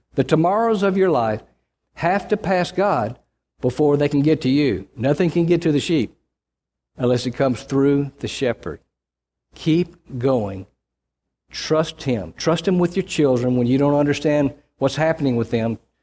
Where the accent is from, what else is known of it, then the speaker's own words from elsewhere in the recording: Mississippi, United States; I grew up in Mississippi